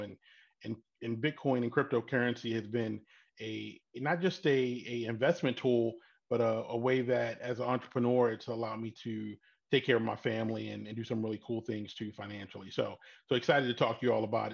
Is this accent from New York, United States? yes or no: no; Baltimore, Maryland, United States; born and raised in Baltimore.